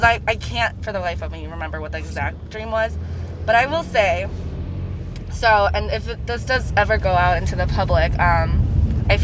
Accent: United States; also born or lived in Asia; I was born in Asia, but I was raised here

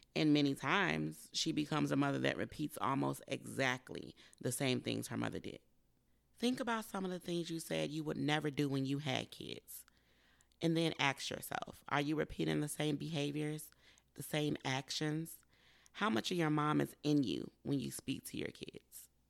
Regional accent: United States; I'm African American

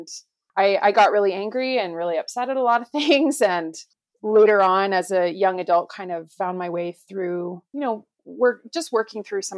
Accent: Calgary, Alberta, Canada; So yeah, I'm from Calgary, Alberta, which is in Canada. And Mary B tells me that I'm the first Canadian guest on the podcast, which is super awesome.

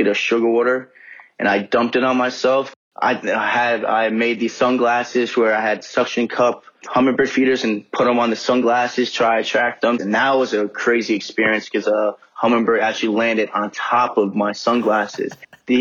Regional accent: New Jersey, United States; now in Charlotte, United States; I'm from Charlotte, North Carolina. Born and raised in Jersey, though, North Jersey

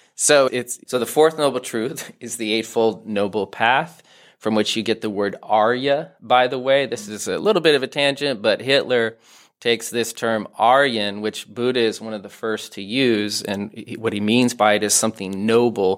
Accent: Denver, Colorado, United States; moved away as an adult; also born or lived in Santa Barbara; growing up in Denver and then doing my PhD in Santa Barbara on the left coast

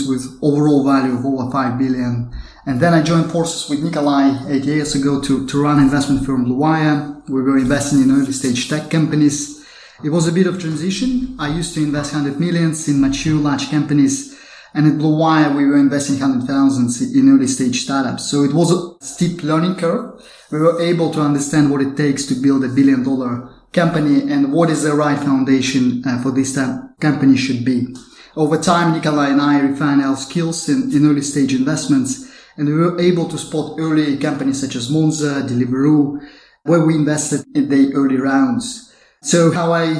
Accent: Kazakhstan; I was born and raised in Kazakhstan.

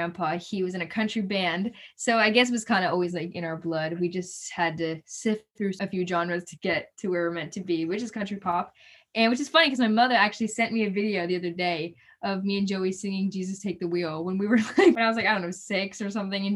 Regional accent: Florida, United States; we're from Florida

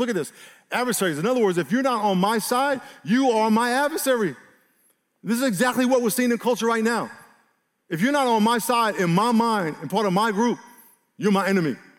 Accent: New York, United States; I grew up in New York

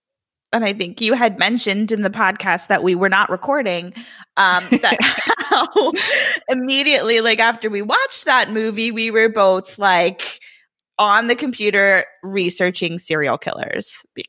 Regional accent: Florida, United States; moved away as an adult; now in Virginia, United States; But I was born and raised in Florida and not went to Florida. I was in Florida when I went to college.

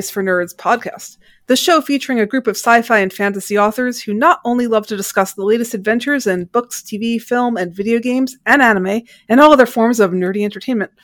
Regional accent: New England, United States; I grew up in New England

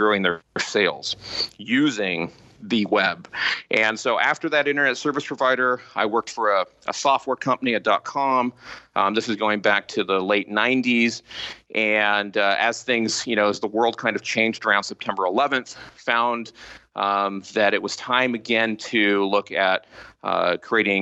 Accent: Southern California, United States; here in California, Southern California. So if the listeners know kind of the Newport Beach, Costa Mesa, Irvine area, I've always been kind of in this area for my for most of my life

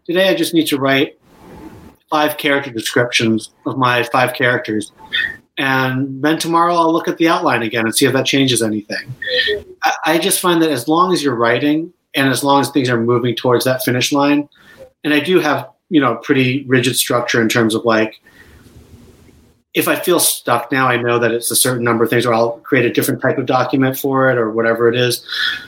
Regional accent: Boston, Massachusetts, United States; also born or lived in Chicago / Urbana-Champaign; And then they moved to Urbana-Champaign, and then I moved to Boston when I was about 5.

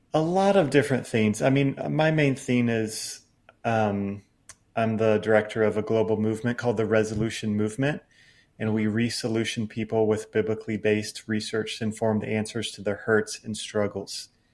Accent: United States; growing up in American evangelicalism

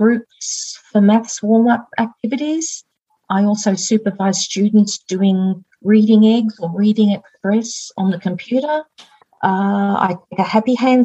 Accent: Cooma, New South Wales, Australia; also born or lived in Narooma / England; I was born in Naruma down on the south coast, but we moved up to Coola. That's where I grew up.

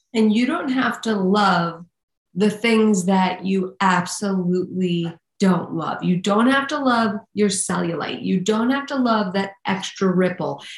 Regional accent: New York City, New York, United States; I'm from Staten Island

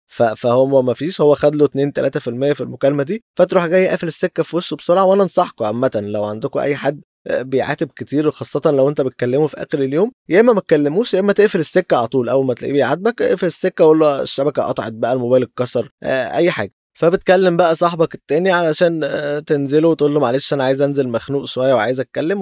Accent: Alexandria, Alexandria Governorate, Egypt; إحنا اسكندرانية

